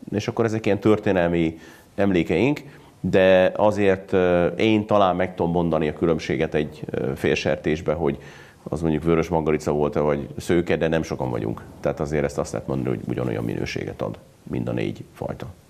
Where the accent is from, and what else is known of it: Hungary